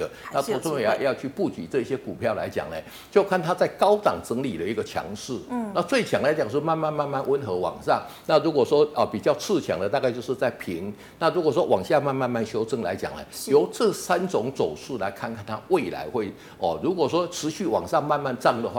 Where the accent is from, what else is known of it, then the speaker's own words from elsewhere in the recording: Taiwan; 因为我们台湾人毕竟来讲，对中小型股的一个接受程度是比较高的